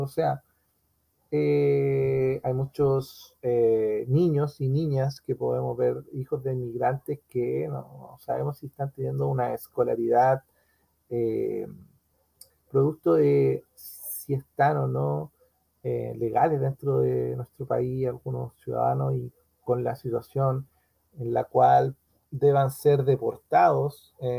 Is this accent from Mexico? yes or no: no; Chile; norte de nuestro país